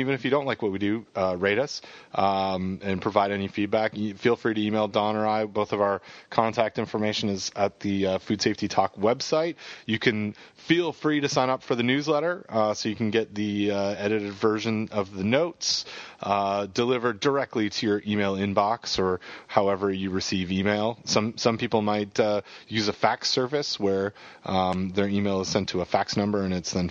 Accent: Canada; I have a Canadian passport

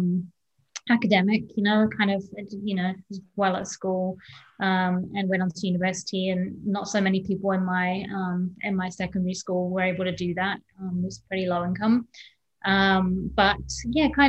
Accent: England, United Kingdom; born or raised there; moved away

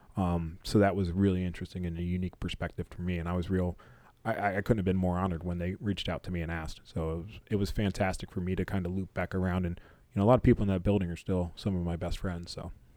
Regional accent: Maryland, United States; I'm born and raised in Maryland

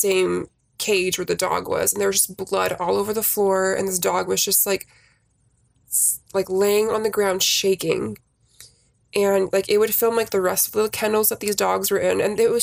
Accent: Bay Area, California, United States; I am from California

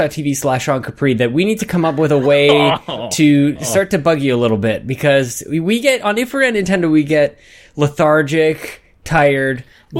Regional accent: Canada

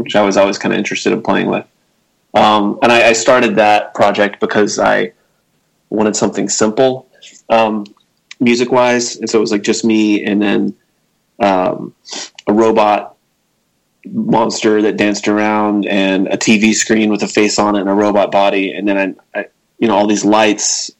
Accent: Lubbock, Texas, United States; also born or lived in Brownwood, Texas / Abilene, Texas; I was born in Brownwood, but I grew up in Lubbock and Abilene, and then I went back to Texas Tech. So Lubbock and Abilene, kind of back and forth mostly.

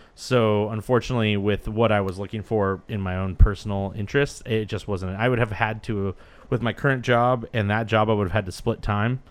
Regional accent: Santa Cruz, California, United States; I'm from Santa Cruz

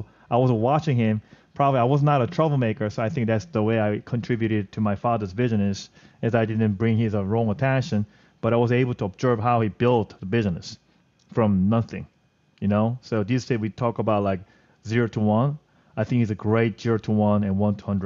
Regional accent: southern South Korea, South Korea; English is a second language; now in Manhattan, United States; And I was raised in the South Korea, southern part area, as a countryside. So I felt I was raised in a very small town

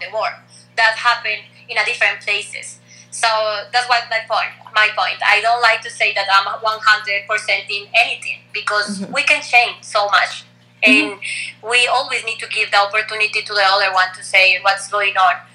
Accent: Colombia; English is a second language; also born or lived in Rochester, New York; I'm from Colombia

